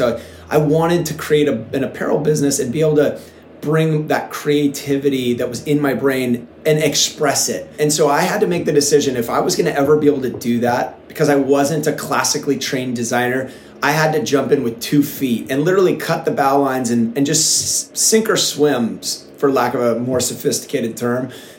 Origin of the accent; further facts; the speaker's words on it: Encinitas, California, United States; we're from Encinitas, California, which sometimes I sound like I'm a salesperson for Encinitas, but it's one of the coolest little towns in America. It's situated in North County, San Diego.